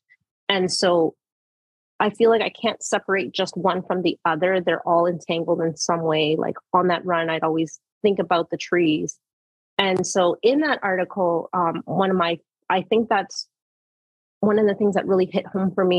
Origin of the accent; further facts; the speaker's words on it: Manitoulin Island, Ontario, Canada; I was born and raised on Manitoulin, my education primarily in Wiki from daycare all the way to high school